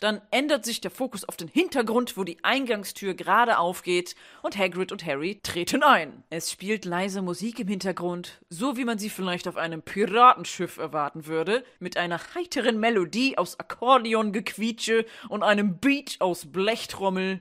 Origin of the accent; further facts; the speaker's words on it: Bremen, Germany; für einen Bremer wie mich